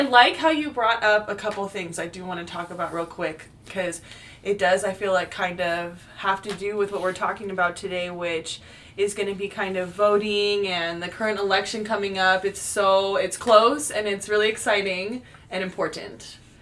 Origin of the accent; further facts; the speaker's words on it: California, United States; moved away as an adult; now in Portland, United States; originally from california uh, I do love my home state